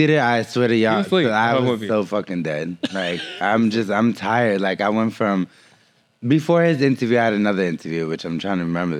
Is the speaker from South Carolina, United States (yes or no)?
no; Boston, Massachusetts, United States; now in Los Angeles, United States; I'm from Boston, Massachusetts, and I live in LA.